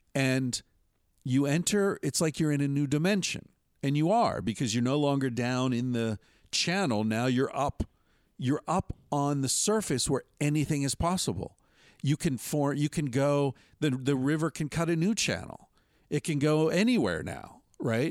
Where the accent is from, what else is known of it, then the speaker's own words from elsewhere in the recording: Western Pennsylvania, United States; I grew up in Western Pennsylvania in the seventies